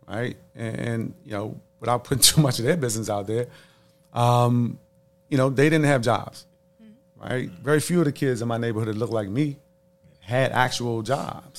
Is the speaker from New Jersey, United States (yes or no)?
no; Washington, District of Columbia, United States; a lot of kids growing up in the District of Columbia in the late 80s, early 90s, during the crack epidemic